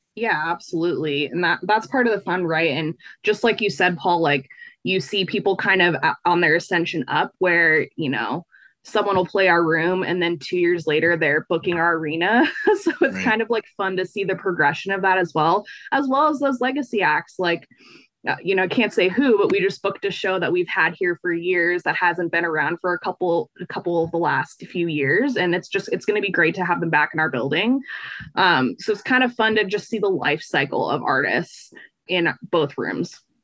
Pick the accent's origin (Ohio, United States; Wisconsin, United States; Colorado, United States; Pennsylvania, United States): Colorado, United States; Fort Collins; I'm from Fort Collins, which is like an hour north of Denver.